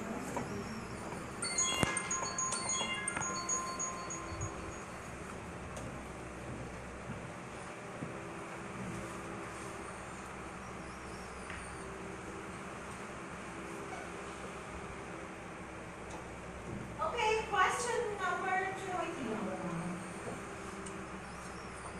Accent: Taichung, Taiwan; English is a second language; moved away as an adult; now in Kinmen, Taiwan; my hometown is Taichung

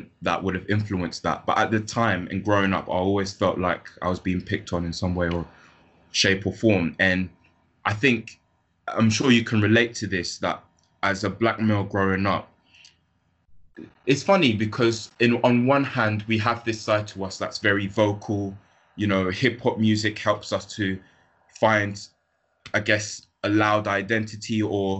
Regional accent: London, United Kingdom; I grew up in London.

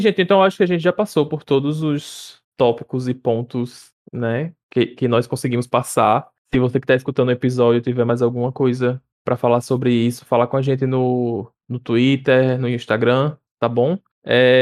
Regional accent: Natal, Rio Grande do Norte, Brazil; eu já nasci e me criei aqui, eu nasci me criei aqui no Igapó

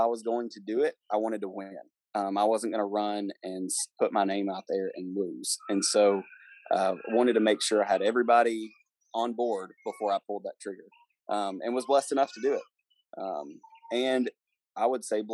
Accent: Sumner County, Tennessee, United States; I'm born and raised in Sumner County

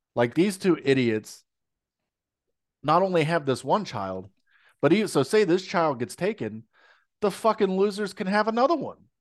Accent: United States; we're American

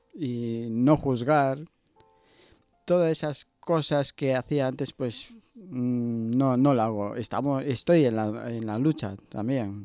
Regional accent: Ecuador; now in Basque Country, Spain; Yo soy de, Ecuador

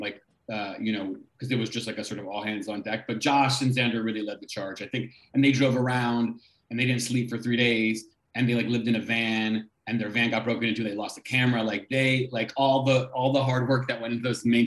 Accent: New York City, New York, United States; growing up in New York City and my like first generation immigrant parents

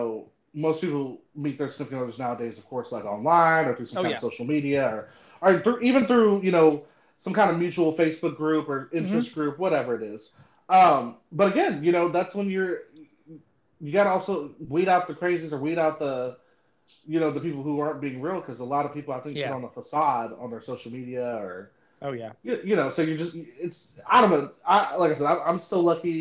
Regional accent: California, United States; now in Southeast Texas, United States; I'm actually from California.

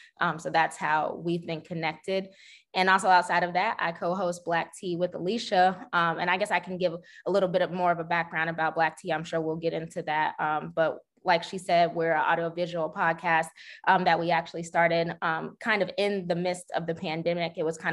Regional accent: University City, Missouri, United States; also born or lived in Nashville, Tennessee / Beijing, China; I am also born and raised here in St. Louis. I grew up in University City.

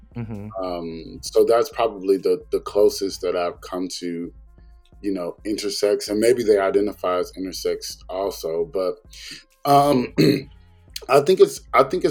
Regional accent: the South, United States; I'm from the South and we go to places and we do things

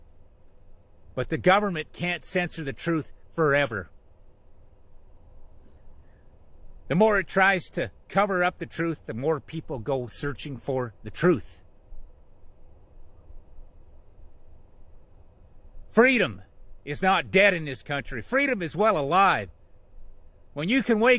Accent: Canada; I am just a Canadian

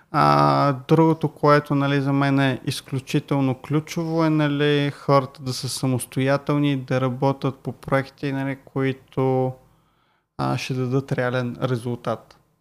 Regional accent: Bulgaria; викам от България

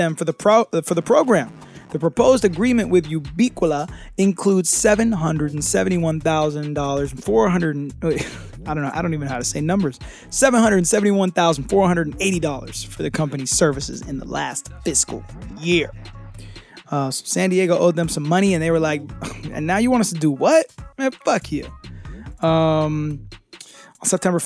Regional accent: United Kingdom; I'm too British

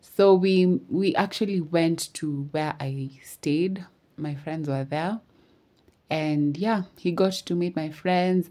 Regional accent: Eldoret, Uasin Gishu County, Kenya; I'm from Eldoret.

